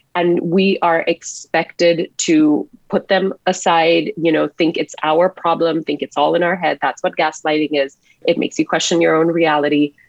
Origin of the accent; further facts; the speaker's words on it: Singapore; now in Canada; I grew up in a fairly conservative household in Singapore as an Indian woman